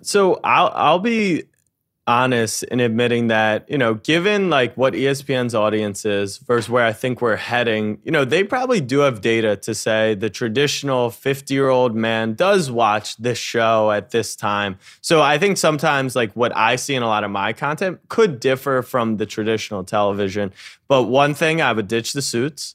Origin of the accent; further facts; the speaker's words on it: Maryland, United States; moved away as an adult; also born or lived in Texas; now in New York, United States; I grew up in Maryland, and then I moved to New York